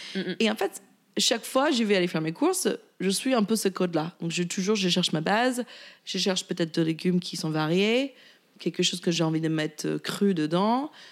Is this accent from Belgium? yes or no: no; Virginia, United States; French is a second language; moved away as an adult; also born or lived in La Rochelle, France; now in Paris, France; j'ai grandi en Virginie, côté Est